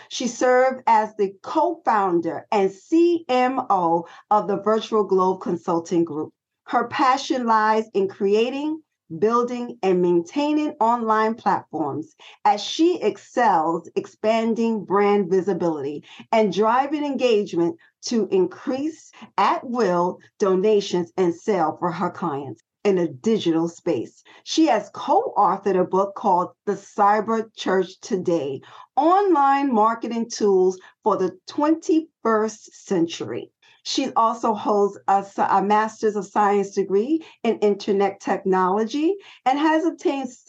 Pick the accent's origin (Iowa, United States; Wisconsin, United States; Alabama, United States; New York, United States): New York, United States; New York City; You know, I'm a girl from the Bronx